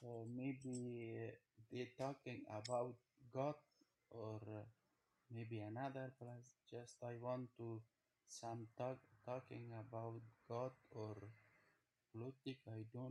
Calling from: Stuttgart, Baden-Württemberg, Germany; I'm calling from Germany.

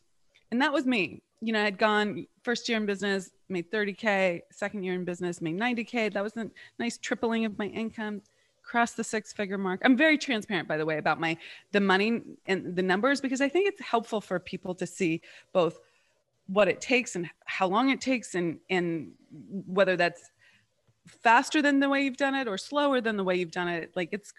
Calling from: Charlotte, North Carolina, United States; I am in Charlotte, North Carolina.

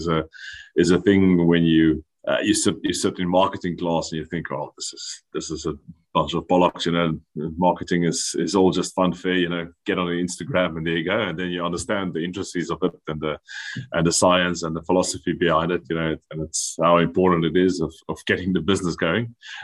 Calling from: Biarritz, Nouvelle-Aquitaine, France; I'm calling in from a town called Biarritz in France at the moment.

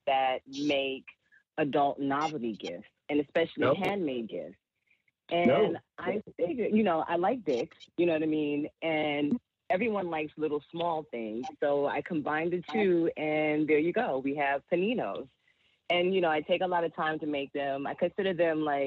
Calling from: Philadelphia, Pennsylvania, United States; I'm calling from Philadelphia.

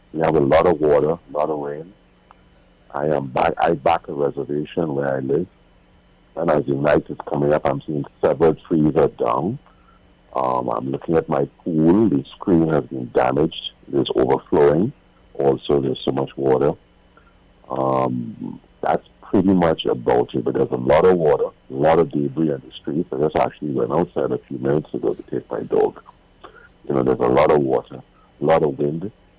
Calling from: Orlando, Florida, United States; I'm calling from Orlando.

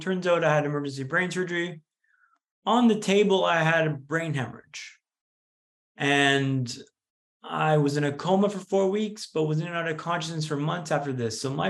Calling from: Vancouver, British Columbia, Canada; also born or lived in London; So I'm in calling from Vancouver, Canada today, but I moved back last year from London, where I was living for 10 years. So I'm recently back in Vancouver.

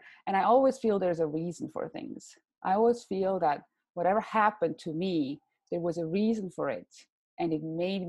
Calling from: California, United States; also born or lived in Switzerland; I am talking from California, where I moved from. That was what, like now 3 years ago. We moved to California from Switzerland.

